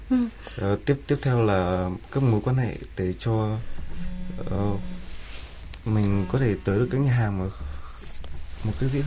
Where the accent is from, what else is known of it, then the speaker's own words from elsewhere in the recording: Sóc Sơn, Hanoi, Vietnam; Em sinh ra tại Sóc Sơn, ờ, một huyện ngoại thành của Hà Nội. Ờ, với xuất thân thì là nông dân.